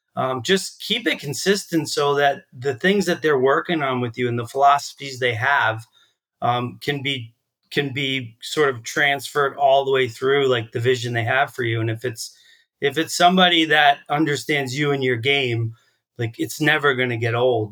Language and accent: English; Long Island, New York, United States; moved away as an adult; also born or lived in Texas; now in Vermont, United States; I grew up in Texas. I grew up on Long Island